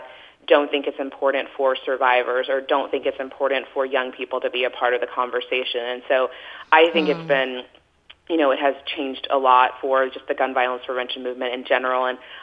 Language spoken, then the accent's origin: English; Texas, United States; moved away; growing up in Texas